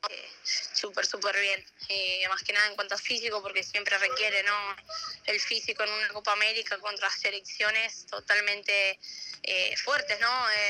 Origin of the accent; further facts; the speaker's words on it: Argentina; moved away as an adult; now in Italy; en Argentina lo hice, crecí, jugué muchos años acá